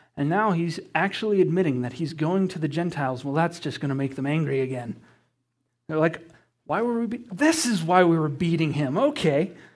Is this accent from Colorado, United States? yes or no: yes; Estes Park, Colorado, United States; it's because I was raised here. And what I mean by that is, yes, I was born in Estes Park